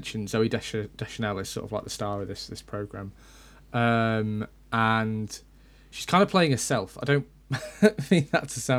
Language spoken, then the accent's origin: English; United Kingdom; we're British